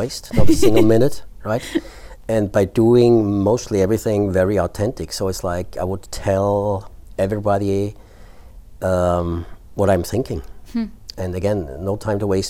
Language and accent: English; Austria; first language German; English is a second language; now in Norway; my home country, Austria.